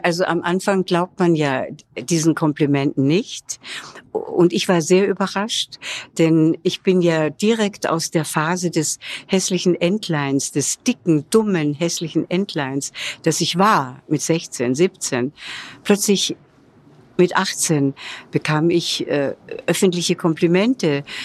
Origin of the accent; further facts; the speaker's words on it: Vienna, Austria; moved away as an adult; also born or lived in Hollywood; now in Munich, Germany; meiner Heimatstadt Wien